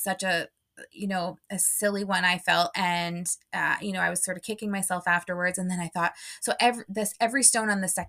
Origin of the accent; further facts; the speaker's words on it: Canada; being Canadian, I'm from Canada